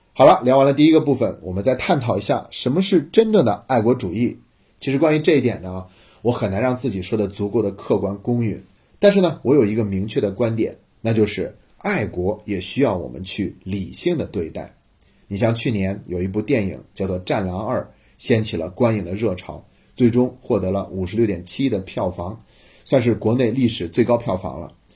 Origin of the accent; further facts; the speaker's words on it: China; 我们中国人